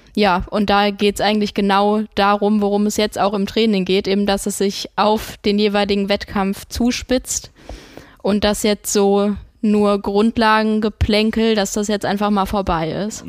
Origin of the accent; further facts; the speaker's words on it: Hesse, Germany; accent: Hessian; Ich kann mit Hessisch leider nicht dienen